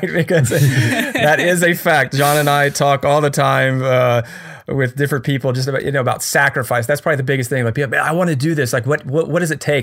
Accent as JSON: {"language": "English", "country": "United States", "said": "I'm so American"}